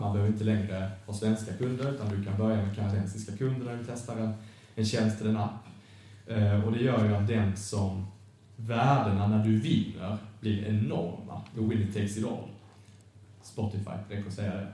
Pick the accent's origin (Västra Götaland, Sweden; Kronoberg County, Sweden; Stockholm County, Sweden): Kronoberg County, Sweden; Markaryd; moved away as an adult; now in Lund, Sweden; Jag är från en ort som heter Markaryd